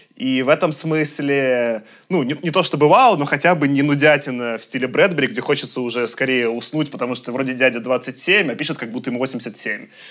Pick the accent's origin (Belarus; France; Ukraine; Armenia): Belarus; я как белорус